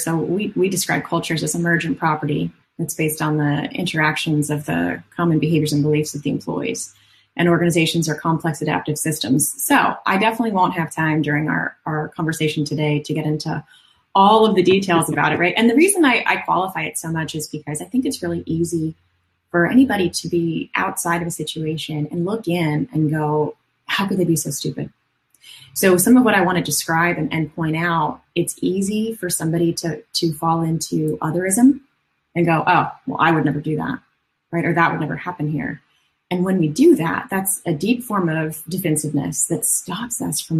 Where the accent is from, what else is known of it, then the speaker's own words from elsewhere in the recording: Phoenix, Arizona, United States; So I came from Phoenix, Arizona, over to Orlando, Florida, and I studied organizational psychology for another 5 or 6 years after undergrad